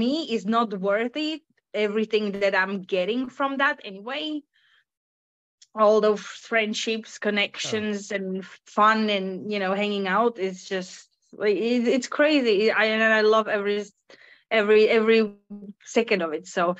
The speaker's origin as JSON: {"language": "English", "country": "Finland", "second_language": "English"}